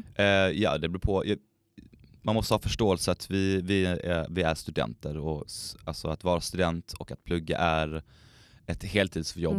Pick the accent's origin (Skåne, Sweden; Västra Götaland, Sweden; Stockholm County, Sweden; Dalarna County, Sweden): Skåne, Sweden; now in Umeå, Sweden; Jag är uppväxt i Skåne